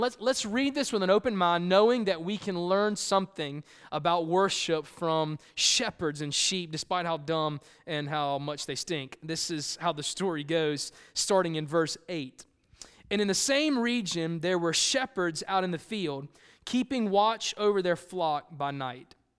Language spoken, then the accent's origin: English; Columbia, South Carolina, United States; moved away; I grew up in Columbia, South Carolina, the concrete jungle